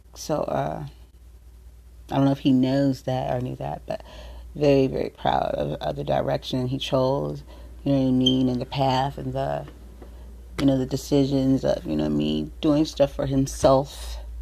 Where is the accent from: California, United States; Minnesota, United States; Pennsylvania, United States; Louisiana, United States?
California, United States; San Diego; born or raised there